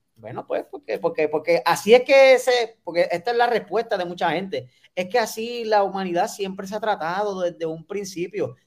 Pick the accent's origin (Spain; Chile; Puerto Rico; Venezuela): Puerto Rico; como puertorriqueños